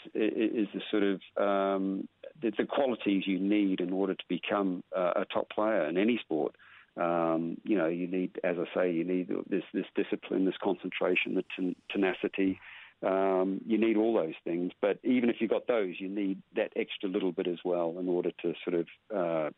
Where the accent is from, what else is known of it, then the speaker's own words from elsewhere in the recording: Whitianga, Waikato, New Zealand; I learnt my squash where I was born in Whitianga. My dad owned squash courts, so all I did was live down the squash courts